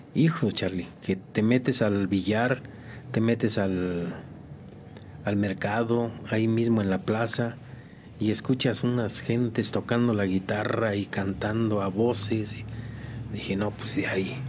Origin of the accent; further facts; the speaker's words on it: Tamazunchale, San Luis Potosí, Mexico; moved away as an adult; also born or lived in Tampico, Tamaulipas / Hualulco, San Luis Potosí; Soy originario de Tamazunchale, San Luis Potosí, de la Huasteca Potosina. Y pues ahí pasé algunos años de mi vida